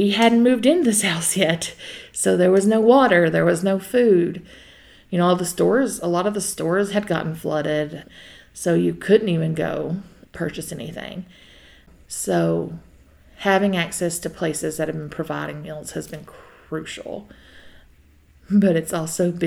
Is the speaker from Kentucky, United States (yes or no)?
yes; McRoberts, Kentucky, United States; now in Jenkins, United States; I'm originally from McRoberts, Kentucky. Recently moved to Jenkins, Kentucky